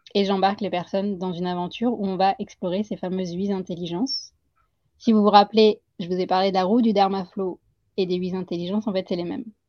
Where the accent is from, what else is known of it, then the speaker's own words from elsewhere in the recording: Puducherry, India; also born or lived in Paris region, France; now in France; à Pondichéry. C'est là où j'ai grandi.